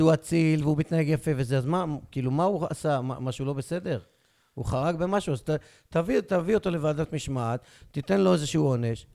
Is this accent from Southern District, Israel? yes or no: yes; Beersheba, Southern District, Israel; אני כבאר שבעי, שורשים מבטן ומלידה, פטריוט אמיתי